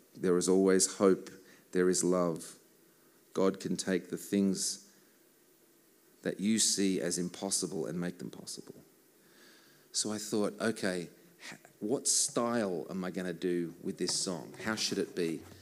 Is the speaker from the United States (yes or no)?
no; Australia; I am from Australia.